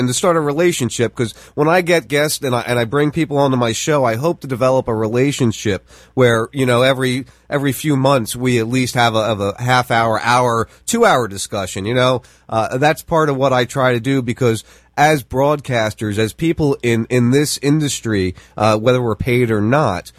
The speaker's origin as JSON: {"language": "English", "region": "New Jersey", "country": "United States", "tie": "born or raised there", "moved": "as an adult", "lives_now": "Florida, United States", "said": "I grew up in South Jersey, right outside Philadelphia"}